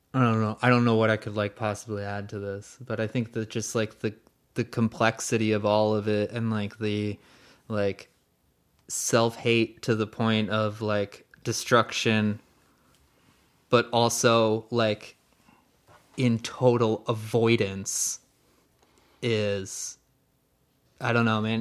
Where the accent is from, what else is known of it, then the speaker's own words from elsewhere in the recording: United States; as an American